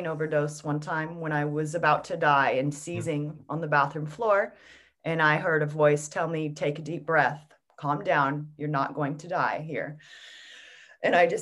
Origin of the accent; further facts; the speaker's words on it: United States; I'm an American